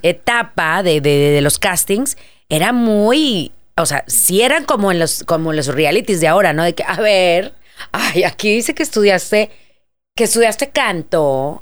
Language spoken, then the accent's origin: Spanish; Monterrey, Nuevo León, Mexico; moved away; vengo desde Monterrey